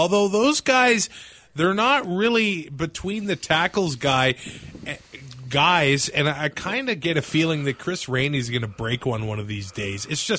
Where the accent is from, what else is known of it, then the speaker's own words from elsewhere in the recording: Lloydminster, Canada; Dude, I grew up in Lloydminster as a Ryder fan.